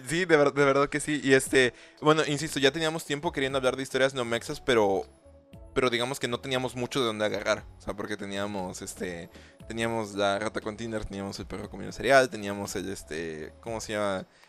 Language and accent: Spanish; Mexico